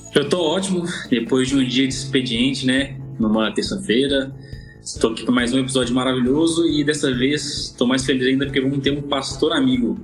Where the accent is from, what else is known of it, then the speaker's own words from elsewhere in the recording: Belo Horizonte, Minas Gerais, Brazil; na Governador da Serra, onde eu nasci. Então eu vivi nessa comunidade até os 14 anos, e depois eu mudei, né? Saí da favela e fui morar no asfalto, como dizem, mas no mesmo bairro